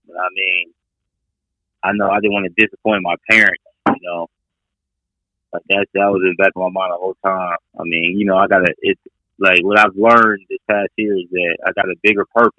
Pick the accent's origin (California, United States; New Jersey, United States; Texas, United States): Texas, United States; Dallas; moved away as an adult; also born or lived in France; from Dallas, Texas.